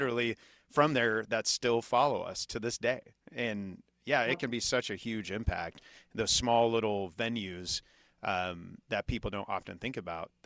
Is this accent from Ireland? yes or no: no; Kansas, United States; moved away; my hometown, fairly small town in Kansas City, or I'm sorry, in Kansas